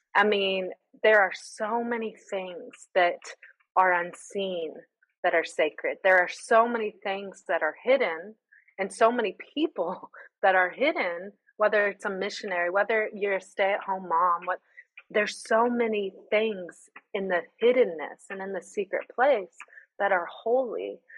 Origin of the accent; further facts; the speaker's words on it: United States; moved away as an adult; now in Greece; I'm the American who orders the Americano